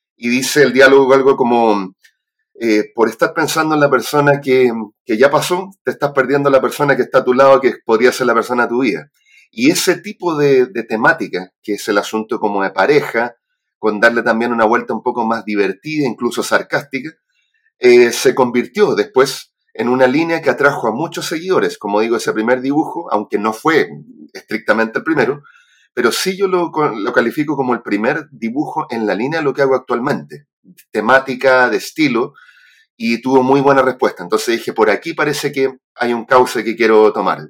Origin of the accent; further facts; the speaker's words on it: Santiago, Santiago Metropolitan Region, Chile; also born or lived in Arica; nací en Arica, pero criado en Santiago